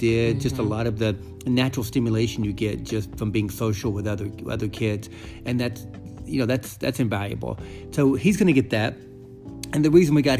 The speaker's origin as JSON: {"language": "English", "region": "North Georgia", "country": "United States", "tie": "born or raised there", "also_born_or_lived": "Boston / San Francisco / Los Angeles", "moved": "as an adult", "said": "I was born in North Georgia, which is the country, which is the sticks"}